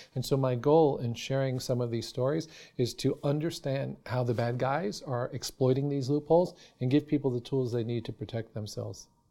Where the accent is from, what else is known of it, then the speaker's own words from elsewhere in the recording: New York City, New York, United States; I grew up in New York City